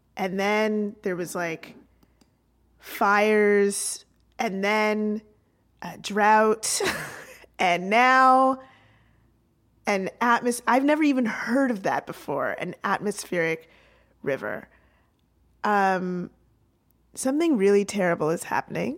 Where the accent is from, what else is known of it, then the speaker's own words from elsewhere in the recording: Canada; as the Canadian in the room